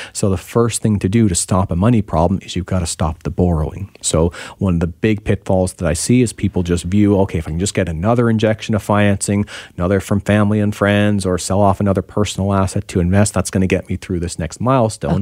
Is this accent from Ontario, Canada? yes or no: yes; Ontario, Canada; now in British Columbia, Canada; I'm from Ontario originally.